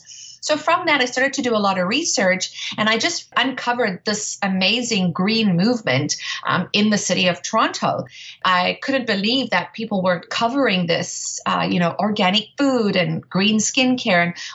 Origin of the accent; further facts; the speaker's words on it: South Africa; moved away; I grew up in South Africa, and I was very privileged as a young child to go to safari